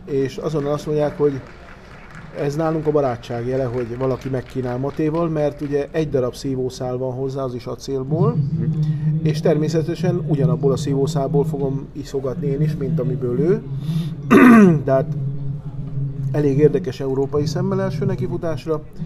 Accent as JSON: {"language": "Hungarian", "region": "Misiones", "country": "Argentina", "moved": "yes", "said": "ezt a méretet, ezt inkább Missione-sben használjuk"}